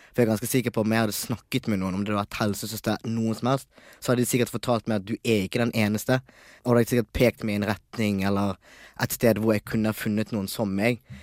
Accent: Bergen, Vestland, Norway; also born or lived in Tanzania; Jeg vokste opp i Bergen, som sagt, og jeg bodde i Nygårdsgaten

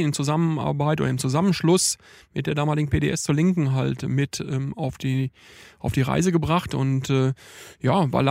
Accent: Iserlohn, North Rhine-Westphalia, Germany; Lokalpolitiker bei der Linksfraktion im Stadtrat in Iserlohn im Sauerland, von wo ich herkomme.

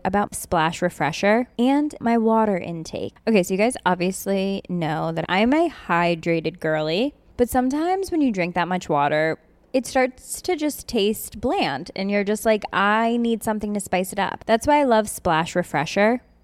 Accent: Australia; as an Australian

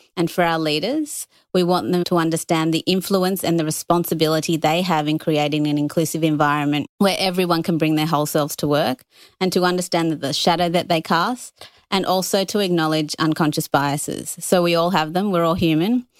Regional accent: Australia; also born or lived in United Kingdom; I was born in the U K, came here when I was two. I identify as Australian

